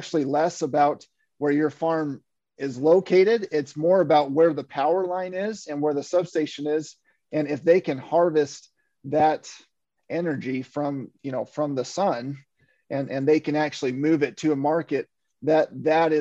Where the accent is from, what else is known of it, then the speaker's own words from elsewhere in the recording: Western Kansas, United States; moved away; I'm from Western Kansas. I grew up on a dryland wheat farm.